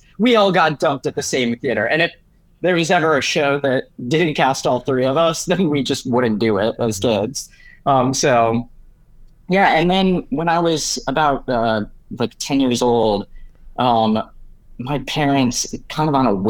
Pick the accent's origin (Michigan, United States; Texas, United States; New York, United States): Michigan, United States; Detroit; Yeah, so we grew up in Detroit, Michigan.